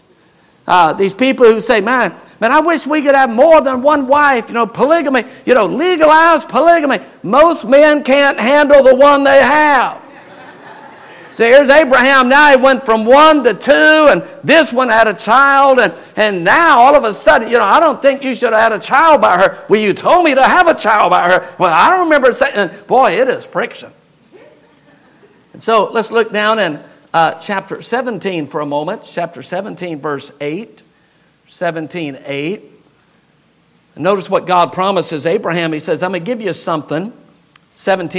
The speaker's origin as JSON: {"language": "English", "country": "United States", "said": "we as American people in America"}